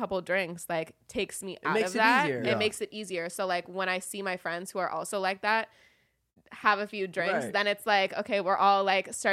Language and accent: English; Los Angeles, California, United States; I grew up in Woodland Hills